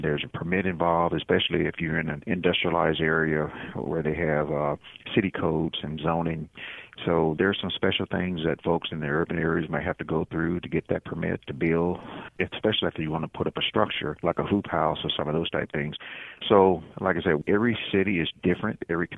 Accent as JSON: {"language": "English", "region": "Mississippi", "country": "United States", "tie": "born or raised there", "said": "as a boy growing up in Mississippi, you know, I'm a farm boy"}